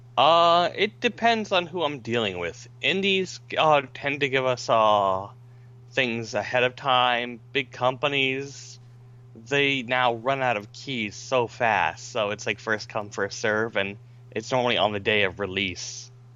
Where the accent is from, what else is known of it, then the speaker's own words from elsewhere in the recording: Florida, United States; I grew up in Florida